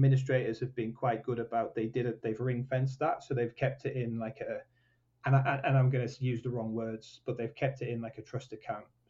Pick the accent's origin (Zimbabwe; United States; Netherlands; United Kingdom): United Kingdom; Leyburn, Yorkshire and the Humber; also born or lived in Newcastle; I'm from Wensleydale